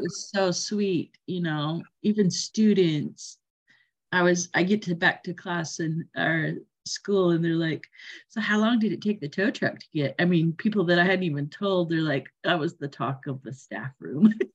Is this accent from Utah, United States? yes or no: yes; Utah, United States; now in Oregon, United States; I grew up in Utah